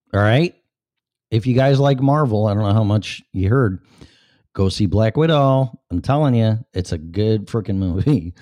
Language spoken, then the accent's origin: English; Illinois, United States; I was born and raised in Illinois. And within radio reception of Chicago radio stations